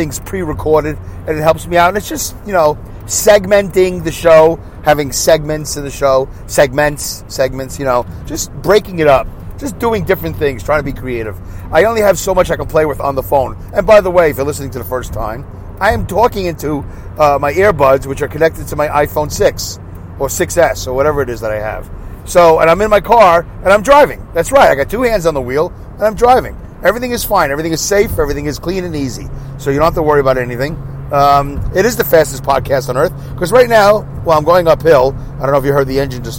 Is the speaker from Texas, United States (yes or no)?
no; Saugerties, New York, United States; accent: Brooklyn; my hometown of Saugerties